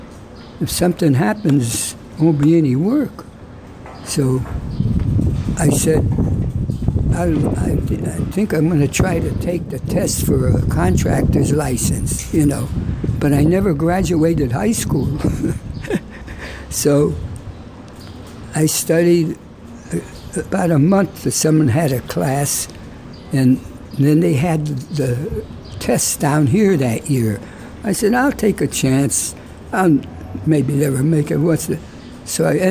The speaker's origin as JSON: {"language": "English", "town": "New Britain", "region": "Connecticut", "country": "United States", "tie": "born or raised there", "said": "I was born in New Britain, Connecticut, December 19, 1917"}